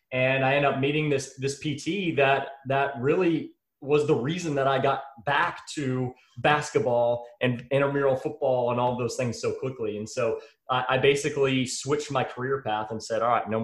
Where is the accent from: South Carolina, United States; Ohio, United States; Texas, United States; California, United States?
Texas, United States; I'm from Texas, born and raised in Texas